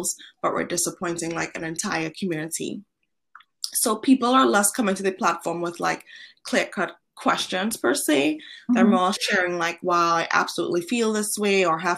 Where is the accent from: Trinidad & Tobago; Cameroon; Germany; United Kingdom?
Trinidad & Tobago; also born or lived in Boston / Madrid / San Francisco; now in Los Angeles, United States; I was born and raised in Trinidad and Tobago, which is a tiny island in the Caribbean.